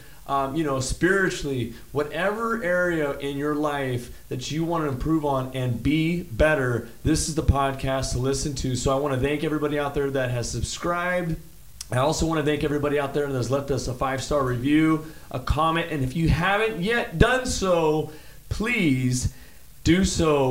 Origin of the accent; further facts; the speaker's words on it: Bakersfield, California, United States; Ruben and I are both from the east side